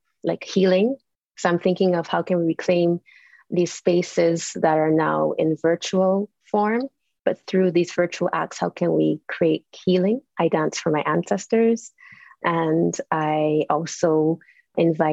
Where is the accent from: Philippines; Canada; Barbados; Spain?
Barbados; I'm from Barbados in the Caribbean